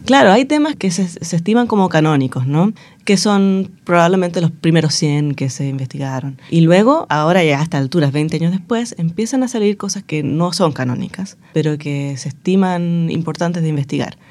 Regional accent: Chile; nuestra historia como chilenos

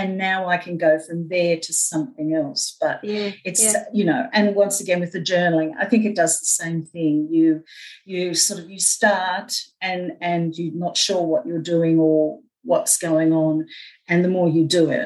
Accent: Australia; also born or lived in New Guinea; basically ran riot till we came to Australia

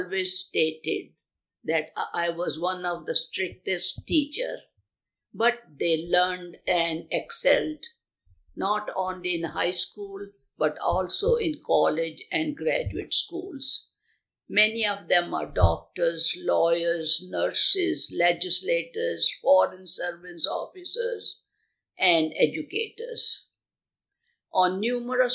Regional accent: India; moved away; my home country of India

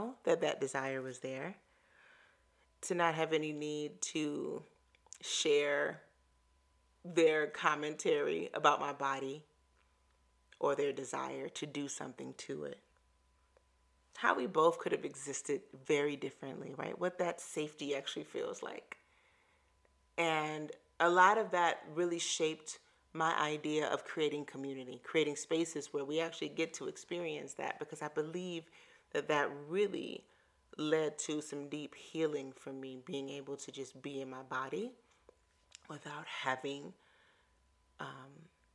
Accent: Chicago, Illinois, United States; moved away as an adult; also born or lived in Hawaii; now in Atlanta, United States; I grew up in Chicago and ran the lakefront where there are no cars.

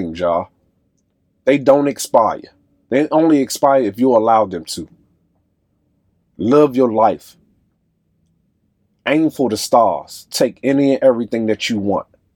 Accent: Washington, District of Columbia, United States; I'm from Southside, D.C. I love any and everything about where I came from. My friends, my loved ones, everybody that groomed me

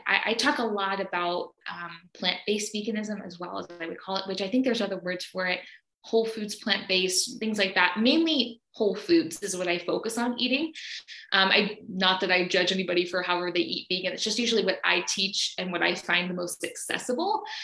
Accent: Alabama, United States; now in Brazil; I am from Alabama in the US

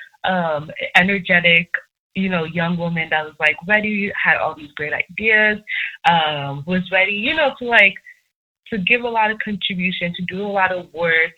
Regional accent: Nigeria; I'm Nigerian

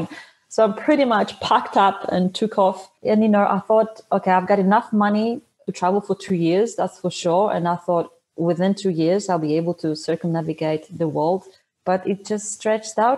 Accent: Poland; first language Polish; English is a second language; moved away as an adult; also born or lived in Sydney, Australia; I was born in Poland. I immigrated to Australia in 2005. I lived there for 12 years.

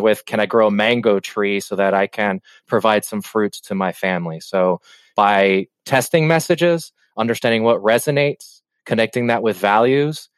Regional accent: Cuba; I come from Cuba

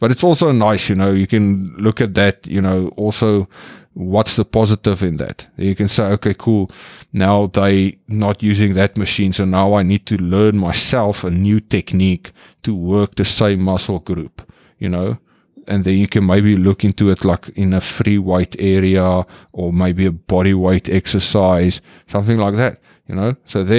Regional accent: South Africa; now in Netherlands; I'm in South Africa, my home country. It is beautiful, sunny weather.

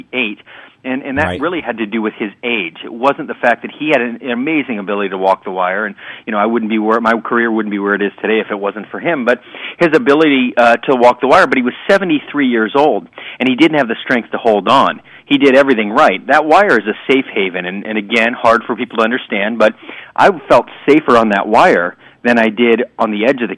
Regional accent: Sarasota, Florida, United States; I was still training in my hometown of Sarasota, Florida

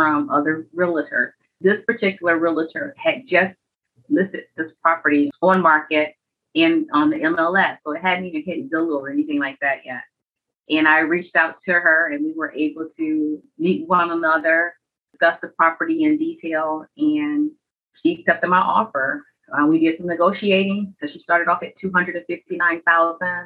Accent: Michigan, United States; now in Georgia, United States; I was born and raised in Michigan, and I'm relocated to the south in Georgia for family.

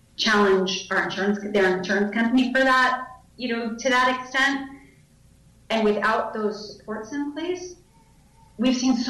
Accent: New York City, New York, United States; I grew up in New York City.

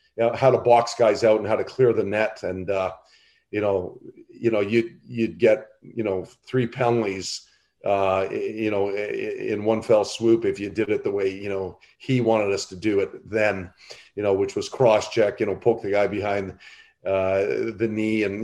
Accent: Ottawa, Ontario, Canada; I'm originally from Ottawa

